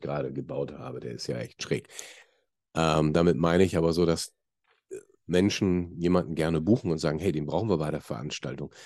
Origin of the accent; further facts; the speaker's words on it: Hamburg, Germany; ich bin Hamburger